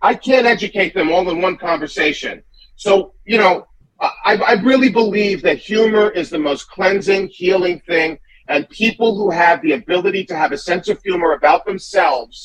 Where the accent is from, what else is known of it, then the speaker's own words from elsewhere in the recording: Great Neck, New York, United States; also born or lived in Manhattan; I grew up in Long Island, you know, in Great Neck, and then I moved to Manhattan.